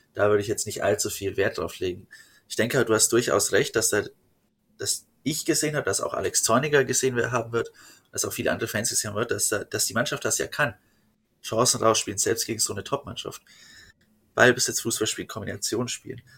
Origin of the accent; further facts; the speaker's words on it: Fürth, Bavaria, Germany; ich komme halt aus Fürth.